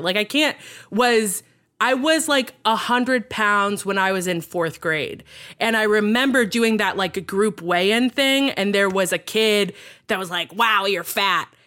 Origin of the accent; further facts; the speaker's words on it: Virginia, United States; also born or lived in Texas; I grew up in Texas and then Virginia